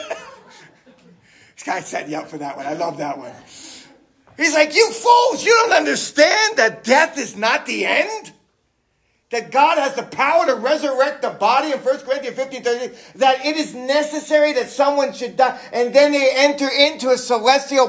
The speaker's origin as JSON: {"language": "English", "town": "New York City", "region": "New York", "country": "United States", "said": "New York City"}